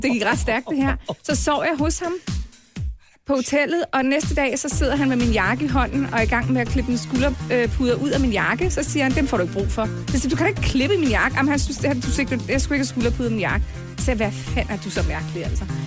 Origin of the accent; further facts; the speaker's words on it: North Zealand, Capital Region of Denmark, Denmark; also born or lived in Copenhagen / Scotland / Kvistgård; jeg er faktisk født i København, og boede i, i, i fire år i København. Og så rykkede jeg så til øh, Nordsjælland senere